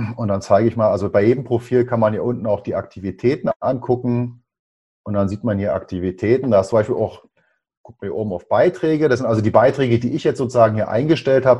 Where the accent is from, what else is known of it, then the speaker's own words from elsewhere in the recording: Berlin, Germany; bin gebürtiger Berliner